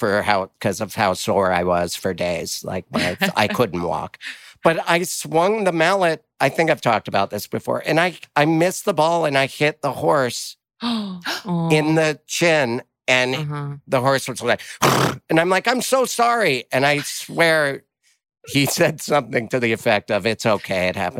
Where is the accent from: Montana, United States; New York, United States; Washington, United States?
Montana, United States; now in Los Angeles, United States; I grew up in Montana and all of Montana is fairly rural.